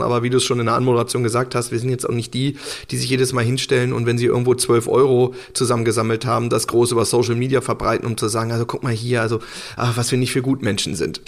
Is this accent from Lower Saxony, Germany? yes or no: yes; Hanover, Lower Saxony, Germany; der halt in Hannover war und wo ich halt auch, wo ich herkomme